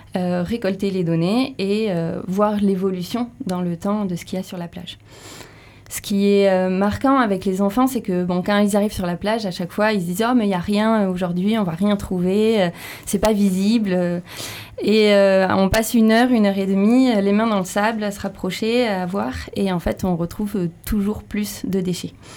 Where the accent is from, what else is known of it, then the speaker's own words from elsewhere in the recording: Béarn, Nouvelle-Aquitaine, France; moved away; Je viens du Béarn et les gaffes du Béarn, j'ai vécu dedans.